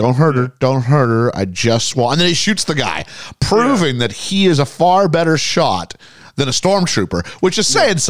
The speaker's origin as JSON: {"language": "English", "country": "Canada", "said": "as a Canadian"}